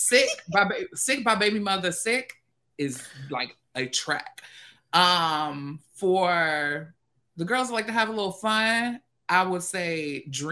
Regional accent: the South, United States; I'm a doll from the South, a Black queer doll from the South.

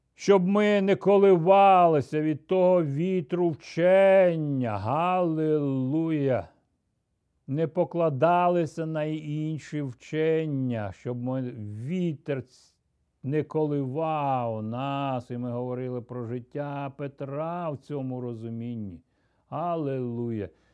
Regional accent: Ukraine; Я ріс, зростав на Україні

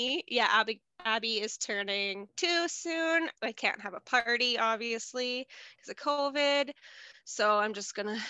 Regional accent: Lindsay, Ontario, Canada; moved away as an adult; now in Edson, Canada; I've lived in Edson for, I think, 6.5 years now. I'm originally from Ontario, a little town called Lindsay, City of Cortha Lakes, beautiful, all lakes.

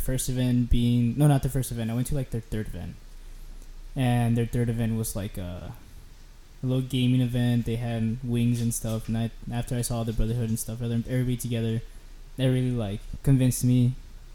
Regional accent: McAllen, Texas, United States; also born or lived in Mexico; I grew up in the valley. I grew up very south of Texas. It's called McAllen. It was McAllen Mission. I grew up down there

